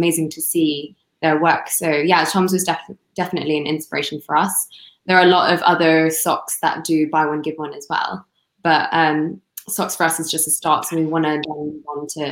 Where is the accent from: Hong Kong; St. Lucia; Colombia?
Hong Kong; I'm from Hong Kong